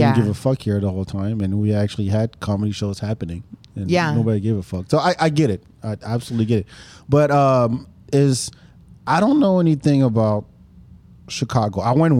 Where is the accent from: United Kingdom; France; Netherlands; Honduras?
France; English is a second language; moved away as an adult; also born or lived in Austin, Texas; now in United States; I grew up in France